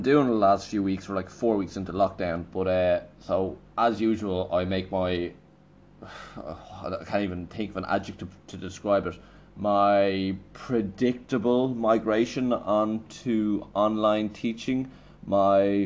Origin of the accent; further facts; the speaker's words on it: Ireland; I'm Irish